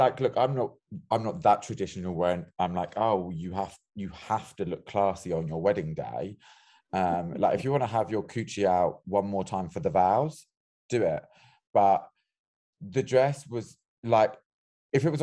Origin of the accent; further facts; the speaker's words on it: London, United Kingdom; I live in North London at the moment, but I was born in the South.